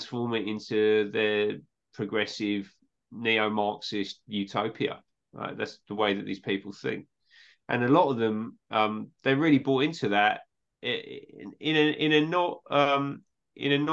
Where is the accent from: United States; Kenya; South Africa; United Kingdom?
United Kingdom; England; I'm from England